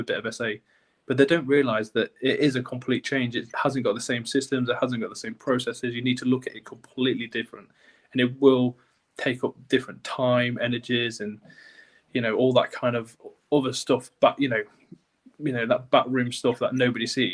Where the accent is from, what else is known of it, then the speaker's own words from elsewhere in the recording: North East Lincolnshire, Yorkshire and the Humber, United Kingdom; now in York, United Kingdom; my hometown in Northeast Lincolnshire